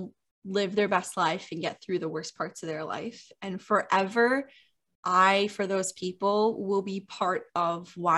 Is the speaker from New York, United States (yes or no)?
yes; New York, United States; We're all from New York